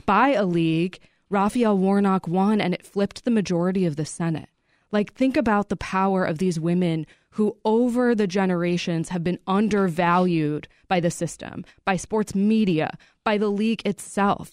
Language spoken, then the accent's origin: English; Chicago suburbs, Illinois, United States; I grew up in the Chicago suburbs